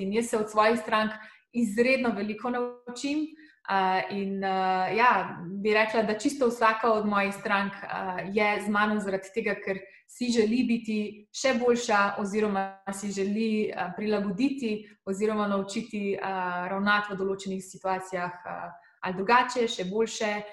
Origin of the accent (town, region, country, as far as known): Slovenia; moved away as an adult